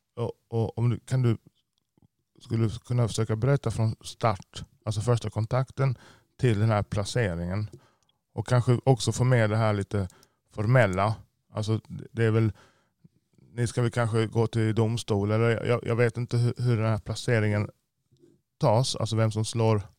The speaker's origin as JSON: {"language": "Swedish", "country": "Jamaica", "tie": "born or raised there", "also_born_or_lived": "United States", "moved": "yes", "lives_now": "Sweden", "said": "vår uppväxt i Jamaica"}